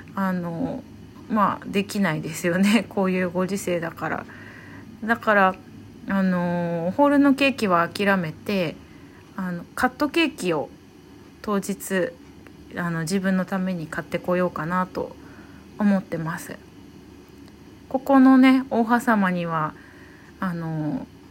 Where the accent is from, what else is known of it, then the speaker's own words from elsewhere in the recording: Saitama, Japan; moved away as an adult; also born or lived in Tokyo; now in Hanamaki, Japan; 東京で働いたり地元埼玉で働いたり